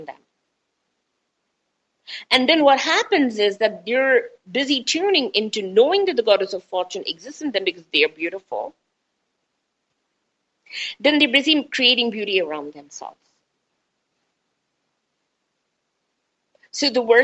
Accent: India; I'm Indian.

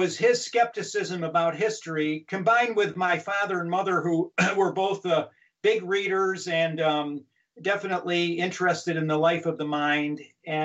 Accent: Finger Lakes region of upstate New York, United States; moved away as an adult; now in Coeur d'Alene, United States; I'm from the Finger Lakes region of upstate New York, and the glorious farms are still there

